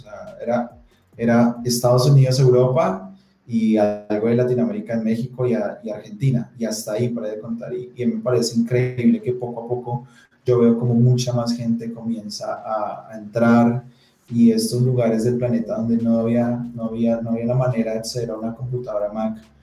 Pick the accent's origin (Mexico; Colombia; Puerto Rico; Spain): Colombia; como colombianos